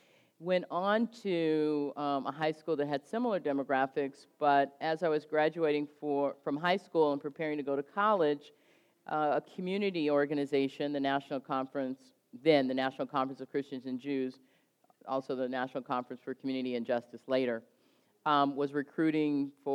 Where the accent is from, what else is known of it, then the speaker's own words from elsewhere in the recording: Oakland, California, United States; now in Montgomery, United States; I was born and raised in Oakland, California, and I was born and raised during the Black Empowerment Movement. And though I was young, 11, 12 at the time